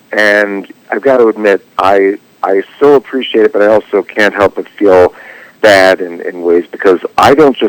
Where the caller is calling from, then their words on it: Los Angeles, California, United States; Oh, I'm calling from Los Angeles.